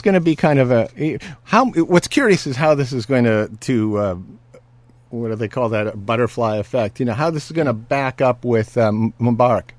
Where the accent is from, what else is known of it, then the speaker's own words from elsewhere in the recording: California, United States; I'm a Californian